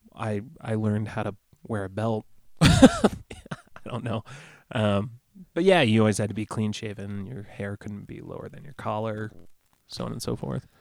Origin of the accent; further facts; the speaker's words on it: Rockford, Illinois, United States; moved away; also born or lived in Pecatonica, Illinois; there's an area called Pecatonica where I spent a lot of time growing up